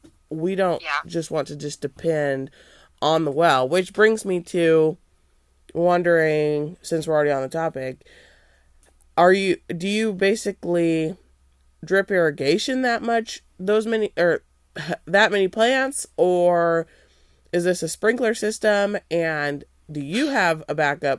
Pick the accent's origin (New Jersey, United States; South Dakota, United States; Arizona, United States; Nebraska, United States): Nebraska, United States; also born or lived in Kansas; we came from Nebraska. My family's lived in Kansas.